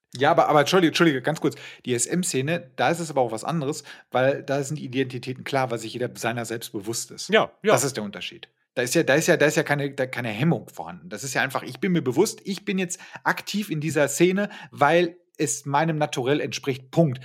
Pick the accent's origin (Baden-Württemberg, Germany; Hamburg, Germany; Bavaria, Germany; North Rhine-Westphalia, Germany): North Rhine-Westphalia, Germany; Ruhr area; moved away as an adult; also born or lived in Bremen; ich komme aus, aus dem Ruhrgebiet, aus einer Werbeagentur